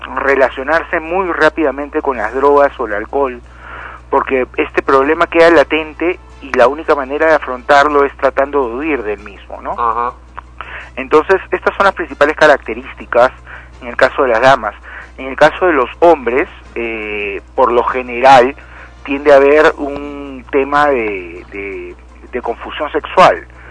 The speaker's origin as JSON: {"language": "Spanish", "region": "Lima", "country": "Peru", "tie": "born or raised there", "said": "cuando era pequeño y vivía en Lima"}